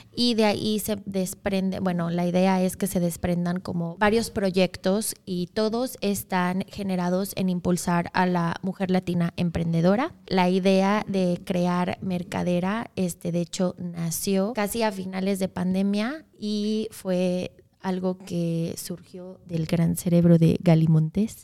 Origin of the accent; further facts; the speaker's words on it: Mexico; now in Wisconsin, United States; soy mexicana de origen. Un poquito de mí, la mitad de mi vida he vivido en México y la mitad he vivido acá